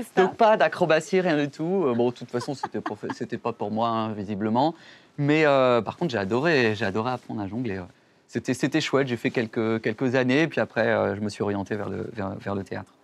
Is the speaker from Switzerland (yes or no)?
no; Pau, Nouvelle-Aquitaine, France; also born or lived in Mulhouse, Alsace / Germany; j'ai grandi vraiment à Pau, dans le sud-ouest, dans le Béarn.